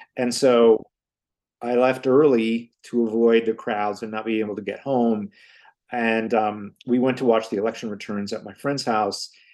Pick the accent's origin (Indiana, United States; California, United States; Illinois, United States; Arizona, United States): Indiana, United States; Hammond; now in Chicago, United States; I grew up in Hammond, Indiana, where almost everyone in my family worked in the steel mills except me